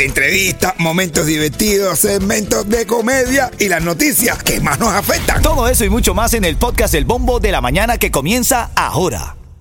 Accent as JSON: {"language": "Spanish", "country": "Venezuela", "moved": "yes", "lives_now": "Miami, United States", "said": "un venezolano que vino buscando seguir haciendo su sueño realidad"}